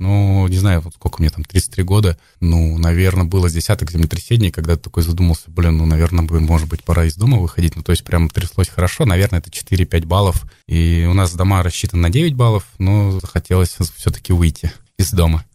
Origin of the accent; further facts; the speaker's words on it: Kamchatka Krai, Russia; also born or lived in Bashkortostan; вот с младенчества я живу на Камчатке, ну, в общем-то, местный, то есть я никуда не приезжал, я там был